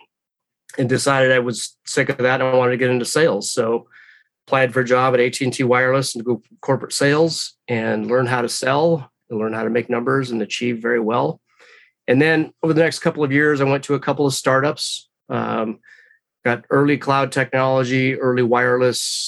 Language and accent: English; Redmond, Washington, United States; a smaller one came open in my hometown.